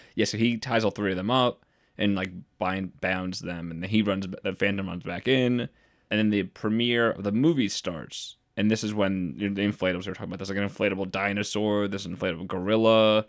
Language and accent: English; Utica, New York, United States; I'm from Utica.